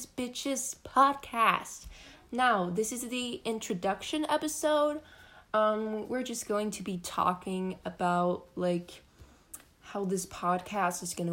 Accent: Denmark; English is a second language; we're Danes. We're both from Denmark

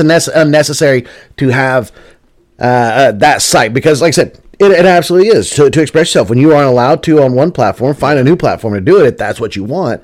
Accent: the South, United States; We're from the South

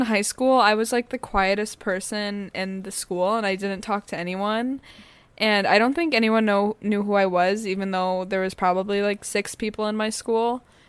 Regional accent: Detroit, Michigan, United States; now in Chicago, United States; I grew up in Detroit, Michigan.

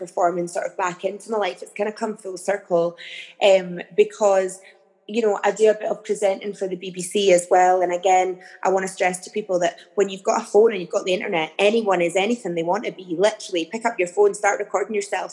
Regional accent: the Borders, Scotland, United Kingdom; I grew up in the Borders in a very small town

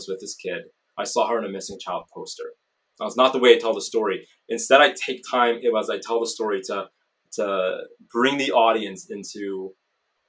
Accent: Canada; I'm Canadian

